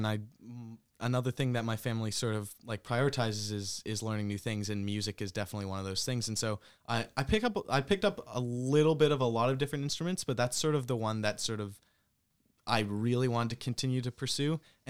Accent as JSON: {"language": "English", "country": "Canada", "said": "Because obviously when I came from Canada to here, it's less of a culture shock per se than it is for someone halfway across the world."}